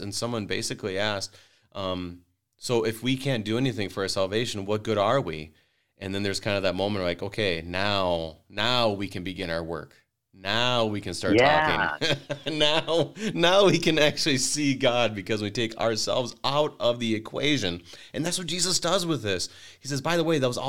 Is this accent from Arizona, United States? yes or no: no; Wadena, Minnesota, United States; I grew up in Wadena, Minnesota